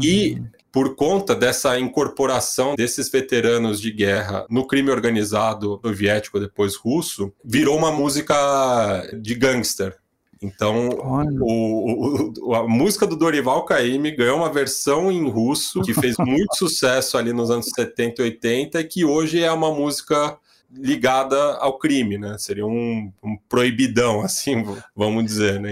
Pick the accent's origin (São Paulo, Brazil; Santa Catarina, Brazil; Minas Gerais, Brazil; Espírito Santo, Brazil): São Paulo, Brazil; vivendo aqui, nascido e criado aqui em São Paulo